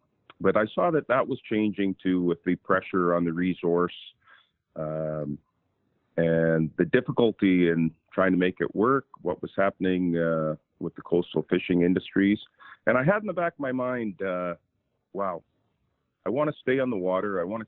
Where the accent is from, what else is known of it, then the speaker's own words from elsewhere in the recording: British Columbia, Canada; As a young boy growing up in British Columbia, I was fortunate enough to live close to nature and be surrounded by nature